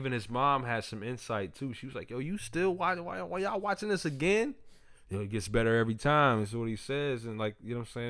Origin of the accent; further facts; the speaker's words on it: New York City, New York, United States; I'm from Park Hill as well